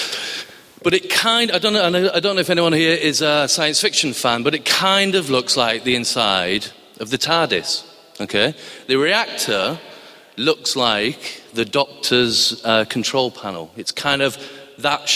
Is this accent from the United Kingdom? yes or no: yes; Barrow-in-Furness, North West England, United Kingdom; moved away; I come from a place called Barrow-in-Furness in Cumbria, which was in Lancashire when I was born, so forgive my accent.